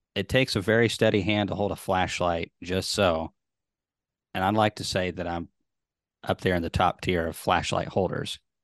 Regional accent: Tennessee, United States; I'm from Tennessee

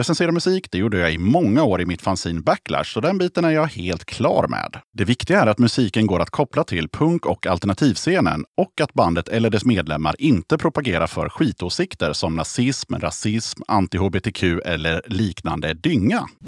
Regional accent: Stockholm, Stockholm County, Sweden; moved away as an adult; also born or lived in Gothenburg / Avesta; now in Sala, Sweden; I Stockholm är det från början.

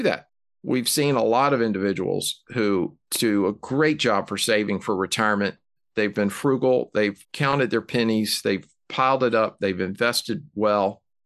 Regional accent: Alabama, United States; moved away; I'm from Alabama and I still regularly visit family and friends there

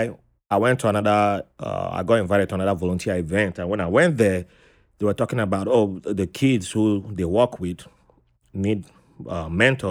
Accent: Nigeria; moved away as an adult; also born or lived in Fairfax County, Virginia / New York; I grew up in Nigeria

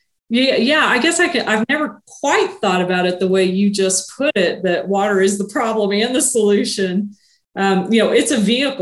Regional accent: the Ozarks, Missouri, United States; also born or lived in Springfield, Missouri; when I was a kid growing up in the Ozarks

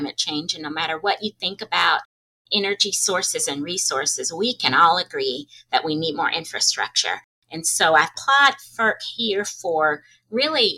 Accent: Arkansas, United States; in Arkansas, my home state

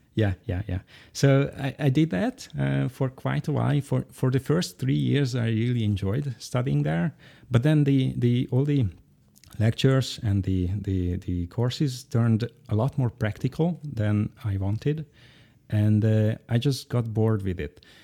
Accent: Budapest, Hungary; English is a second language; I've lived here in Budapest most of my life in Hungary

